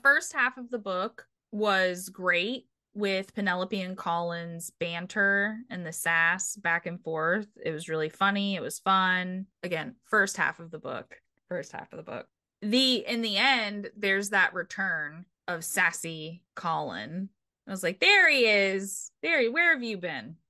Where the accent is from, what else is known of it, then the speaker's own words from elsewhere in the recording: United States; I'm American